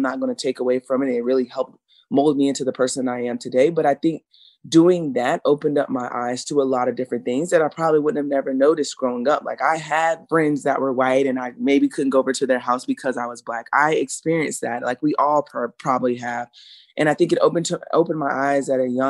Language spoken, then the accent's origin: English; South Carolina, United States; growing up in South Carolina